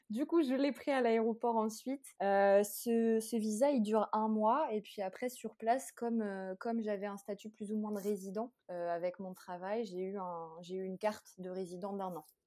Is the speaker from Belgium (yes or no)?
no; France; moved away as an adult; now in Egypt; en tant que Français